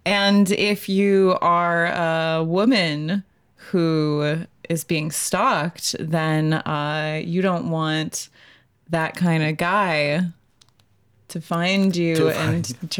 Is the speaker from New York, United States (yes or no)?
yes; New York, United States; moved away as an adult; also born or lived in Colorado; Because I'm from New York.